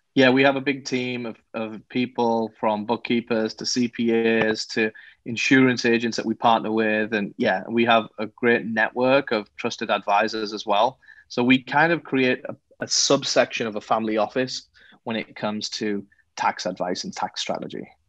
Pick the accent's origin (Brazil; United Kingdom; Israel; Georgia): United Kingdom; England; moved away as an adult; now in Los Angeles, United States; I'm not from America. So I was uh, born and raised in England